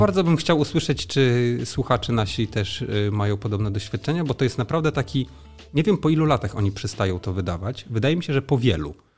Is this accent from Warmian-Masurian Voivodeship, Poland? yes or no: yes; Frombork, Warmian-Masurian Voivodeship, Poland; Ja wychowałem się we Fromborku